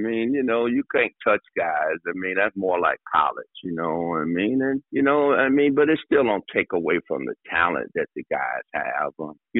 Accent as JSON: {"language": "English", "town": "Detroit", "region": "Michigan", "country": "United States", "said": "I'm from Detroit, you know what I mean? So I had that style of, you know, being from Detroit."}